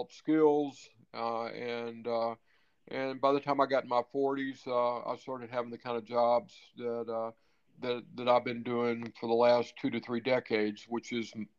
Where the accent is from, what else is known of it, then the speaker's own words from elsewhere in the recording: Mississippi, United States; also born or lived in Florida / New York / North Carolina / California; now in Nevada, United States; I grew up in Mississippi